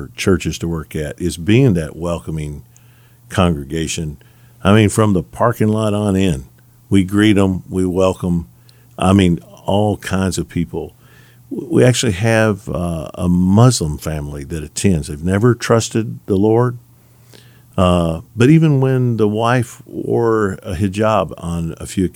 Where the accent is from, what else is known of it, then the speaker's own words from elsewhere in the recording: the South, United States; growing up in the South, a white kid